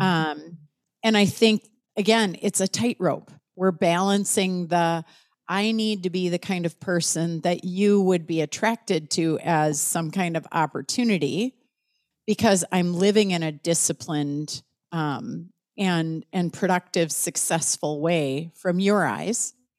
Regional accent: United States; as an American

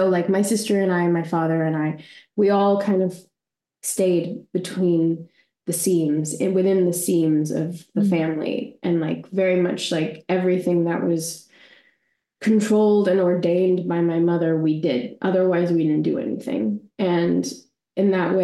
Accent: Australia; born or raised there; also born or lived in Waterloo, Canada / Bangladesh

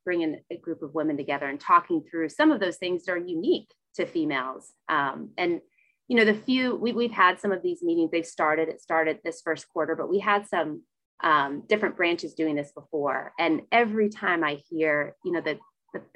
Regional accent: Louisville, Kentucky, United States; I was born and raised in Louisville

